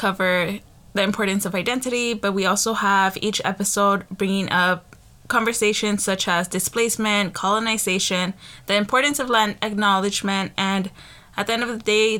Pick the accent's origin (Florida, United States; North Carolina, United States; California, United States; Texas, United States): California, United States; Los Angeles; born or raised there; also born or lived in Pico Union, Los Angeles